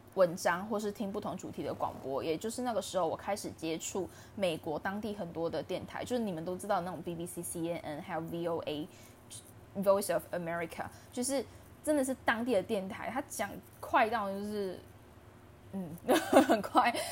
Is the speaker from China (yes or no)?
no; Taiwan; 身为台湾人